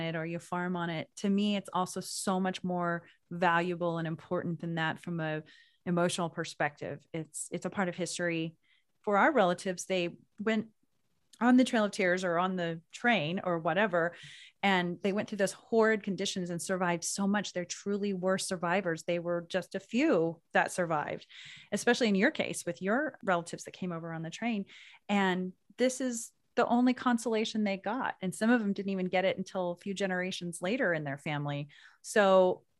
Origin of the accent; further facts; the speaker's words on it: Oklahoma, United States; growing up in Oklahoma